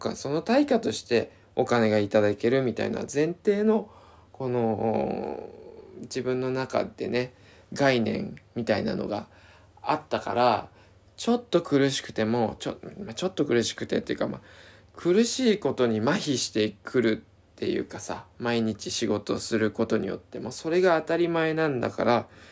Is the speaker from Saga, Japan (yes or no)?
no; Izu, Shizuoka, Japan; 自分の地元の伊豆